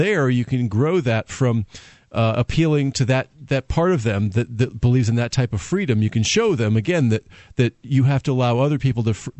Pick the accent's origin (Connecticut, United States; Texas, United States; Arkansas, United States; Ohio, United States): Connecticut, United States; moved away as an adult; also born or lived in Florida; now in New Hampshire, United States; I'm from Connecticut, and mm-hmm. we had lived in Connecticut for a while.